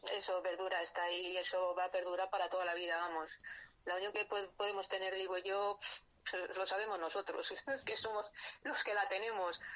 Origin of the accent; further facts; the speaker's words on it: Madrid, Community of Madrid, Spain; yo nací aquí en Madrid hace ya 58 años